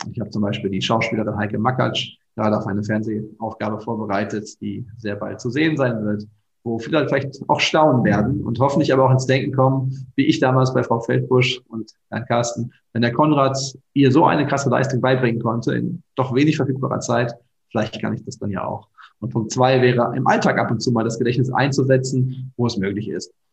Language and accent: German; Bochum, North Rhine-Westphalia, Germany; moved away as an adult; also born or lived in Hattingen / Nijmegen; now in Lower Rhine, Germany; Meine Familie ist im Ruhrgebiet, da wo ich aufgewachsen bin, in Hattingen und Bochum.